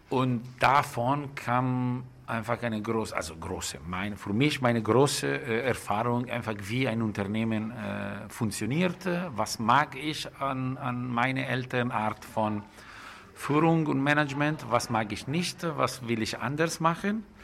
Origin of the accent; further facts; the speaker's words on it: Lombardy, Italy; Das ist ein sehr schöner Bauernhof, äh, wo ich gewachsen bin. Man denkt, okay, äh, ich bin grundsätzlich in der Firma groß geworden, aber das ist ein super schöner Bauernhof äh, mit viel Grün in der Nähe von Komasee, zwischen Como und Mailand.